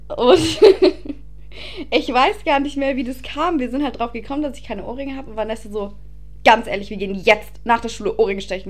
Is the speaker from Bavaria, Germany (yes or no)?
yes; Passau, Bavaria, Germany; now in Ingolstadt, Germany